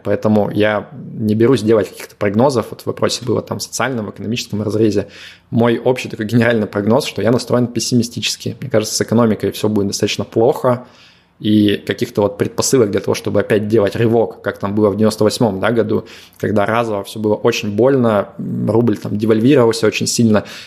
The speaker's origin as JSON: {"language": "Russian", "town": "Yekaterinburg", "region": "Sverdlovsk Oblast", "country": "Russia", "tie": "born or raised there", "also_born_or_lived": "Moscow", "moved": "yes", "lives_now": "Limassol, Cyprus", "said": "Екатеринбурга, откуда я родом"}